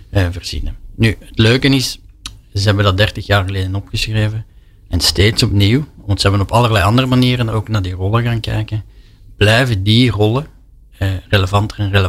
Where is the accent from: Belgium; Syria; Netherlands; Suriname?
Belgium